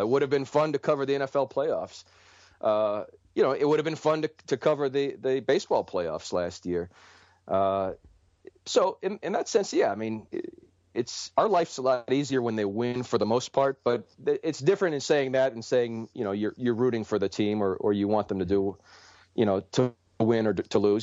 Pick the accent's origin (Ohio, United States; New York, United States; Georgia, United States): Ohio, United States; Cleveland; moved away as an adult; now in Detroit, United States; Cleveland, which is my hometown and where I'm from